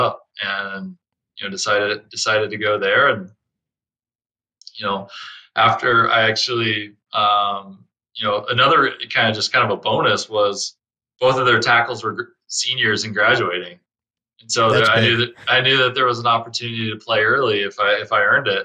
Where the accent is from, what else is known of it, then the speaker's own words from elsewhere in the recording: Fort Worth, Texas, United States; moved away as an adult; also born or lived in Miami / Detroit; Born and raised in Fort Worth, Texas